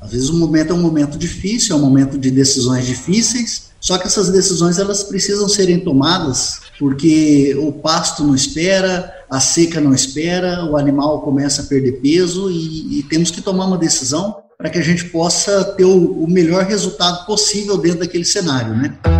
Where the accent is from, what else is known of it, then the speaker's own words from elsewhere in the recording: Jauru, Mato Grosso, Brazil; now in Pontes e Lacerda, Brazil; sou natural de, de Jaú, aqui no Mato Grosso, próximo aqui de Pontes Lacerda